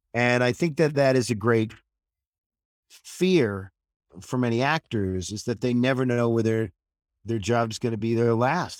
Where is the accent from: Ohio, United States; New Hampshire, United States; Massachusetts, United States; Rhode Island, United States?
New Hampshire, United States; moved away as an adult; also born or lived in Los Angeles; I grew up in New Hampshire, uh, about forty miles north of Boston